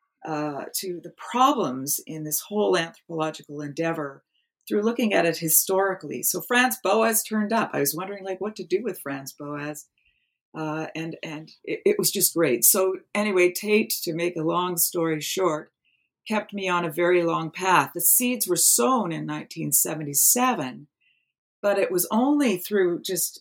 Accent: East Coast of Canada, Canada; moved away as an adult; also born or lived in Toronto; now in British Columbia, Canada; growing up in the East Coast of Canada

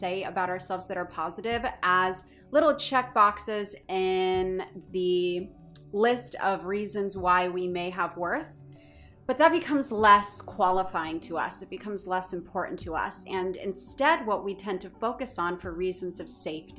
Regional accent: Orange County, California, United States; moved away; I was born and raised in Orange County

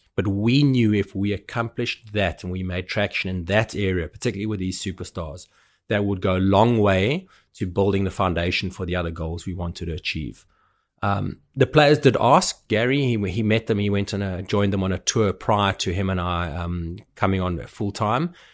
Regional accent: South Africa; having been brought up as a South African

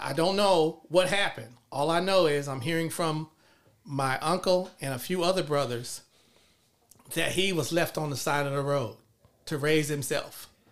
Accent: Los Angeles, California, United States; moved away as an adult; also born or lived in College Park, Georgia; grew up in South Los Angeles

